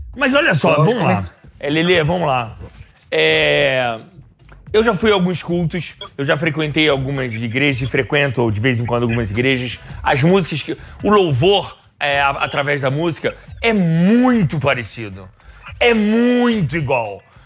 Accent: Rio de Janeiro, Brazil; Eu sou carioca

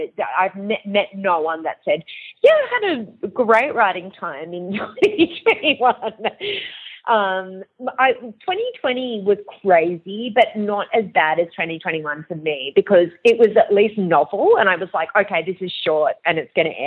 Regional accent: Perth, Western Australia, Australia; moved away; also born or lived in Long Island, United States; I'm originally from Perth

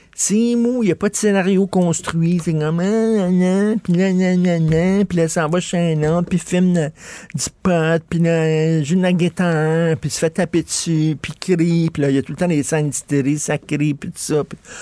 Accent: Montreal, Quebec, Canada; je viens d'un milieu très modeste. Je viens de Verdun.

